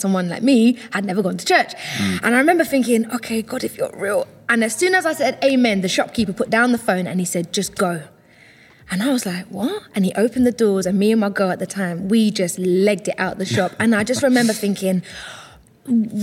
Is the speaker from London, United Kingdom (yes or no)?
yes; Ilford, London, United Kingdom; I'm from Ilford